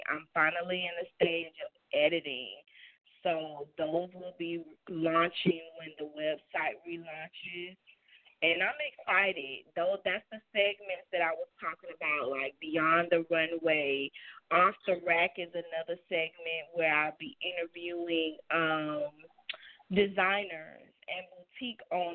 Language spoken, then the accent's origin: English; the South, United States; I'm from the South. I'm a little country